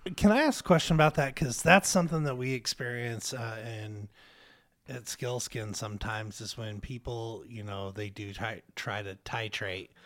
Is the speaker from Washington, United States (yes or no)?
yes; Spokane, Washington, United States; Spokane's my home